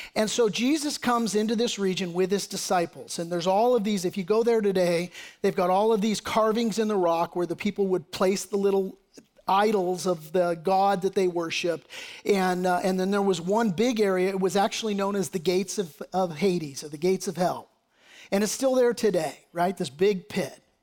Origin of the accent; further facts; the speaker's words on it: United States; as American patriots